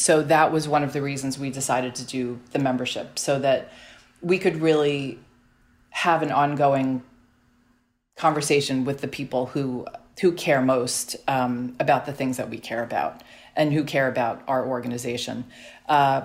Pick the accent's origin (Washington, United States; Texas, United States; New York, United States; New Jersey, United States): New York, United States; New York City; I grew up on Staten Island